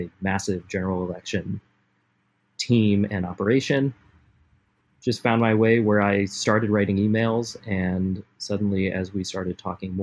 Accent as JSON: {"language": "English", "region": "Rhode Island", "country": "United States", "moved": "as an adult", "lives_now": "Los Angeles, United States", "said": "I'm originally from Rhode Island, moved out here about 10 years ago for school and never left."}